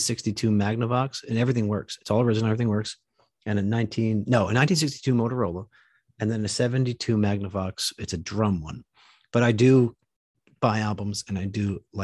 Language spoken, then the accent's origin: English; New Jersey, United States; now in Texas, United States; I'm not even from here. I'm from New Jersey.